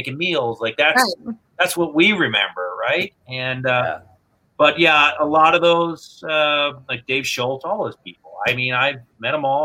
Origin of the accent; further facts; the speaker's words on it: Philadelphia, Pennsylvania, United States; moved away; growing up in the Philadelphia area with him